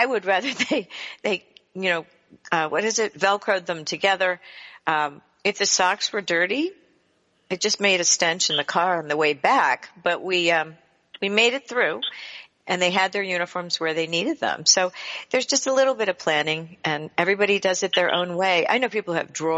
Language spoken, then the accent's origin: English; United States; We grew up on the Chesapeake Bay